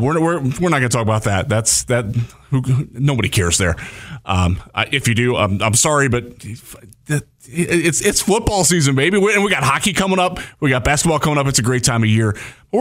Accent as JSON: {"language": "English", "town": "Cleveland", "region": "Ohio", "country": "United States", "tie": "born or raised there", "moved": "yes", "said": "I grew up in Cleveland in his heyday"}